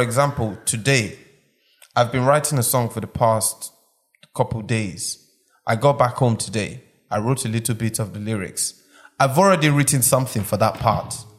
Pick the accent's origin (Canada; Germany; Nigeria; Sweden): Nigeria; also born or lived in Malaysia; now in United Kingdom; I'm from Nigeria, but I don't live in Nigeria. But I live in the UK